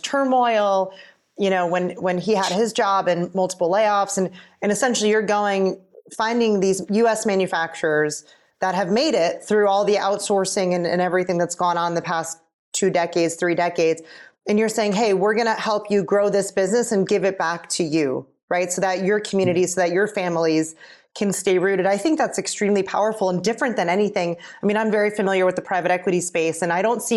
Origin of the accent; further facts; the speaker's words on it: Pennsylvania, United States; I'm from Pennsylvania